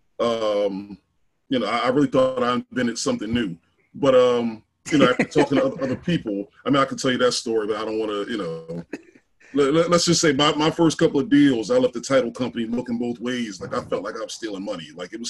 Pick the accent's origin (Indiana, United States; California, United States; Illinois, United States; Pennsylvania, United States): Pennsylvania, United States; Philadelphia; I'm from North Philly originally, what they're now trying to call Templetown.